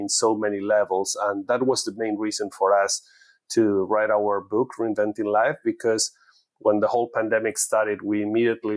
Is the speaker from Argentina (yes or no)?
yes; Argentina; moved away as an adult; now in United States; I'm originally from Argentina, from an Italian family, and living in US for almost 20 years